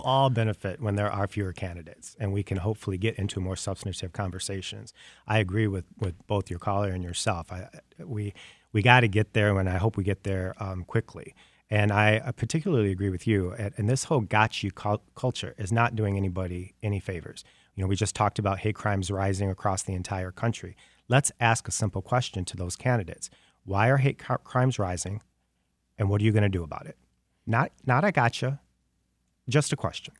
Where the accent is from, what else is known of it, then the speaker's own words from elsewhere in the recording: Detroit, Michigan, United States; moved away as an adult; also born or lived in Los Angeles, California; I did wanna come back home. I mean, I think I'm more effective here in Detroit and the state of Michigan